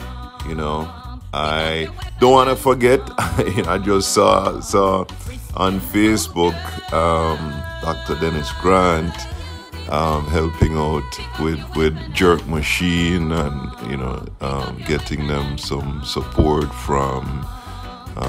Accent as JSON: {"language": "English", "country": "Jamaica", "tie": "born or raised there", "moved": "yes", "lives_now": "South Florida, United States", "said": "I grew up in Jamaica, and Jamaica is an island."}